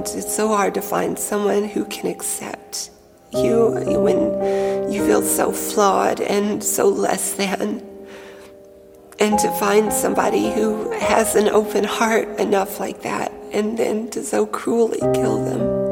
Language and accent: English; Tennessee, United States; I grew up in the South in the United States in a state called Tennessee